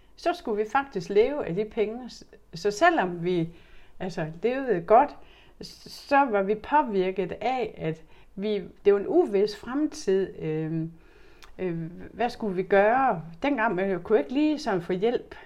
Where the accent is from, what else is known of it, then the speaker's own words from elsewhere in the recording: Horsens, Central Denmark Region, Denmark; jeg er født og opvokset i Skolegade